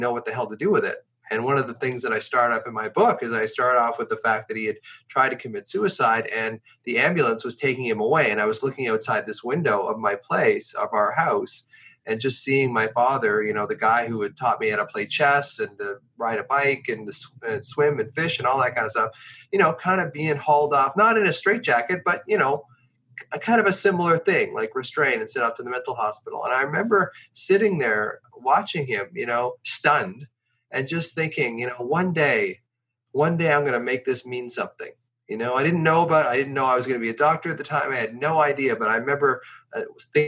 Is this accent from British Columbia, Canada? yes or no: yes; Victoria, British Columbia, Canada; also born or lived in Ontario; he decided when I was 10 years old that he was going to move from Ontario, hitchhike from Ontario to the farthest west place he could go, which was Victoria, British Columbia